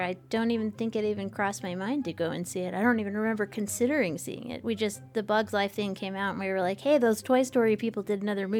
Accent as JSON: {"language": "English", "country": "United States", "said": "I am an American"}